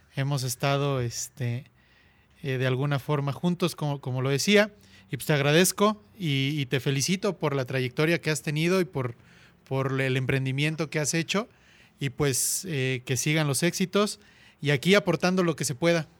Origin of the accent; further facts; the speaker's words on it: Cuautla, Morelos, Mexico; also born or lived in Puebla / Barcelona; me regresé a la ciudad de Cuautla, de donde soy originario